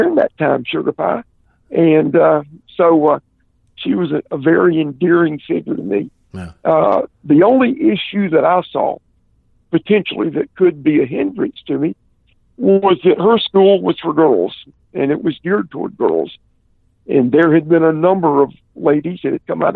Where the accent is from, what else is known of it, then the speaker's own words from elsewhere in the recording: Columbia, South Carolina, United States; Columbia, my hometown